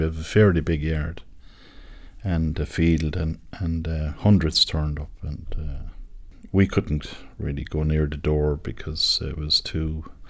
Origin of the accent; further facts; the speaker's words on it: Thurles, Tipperary, Ireland; I come from Thurles in County Tipperary.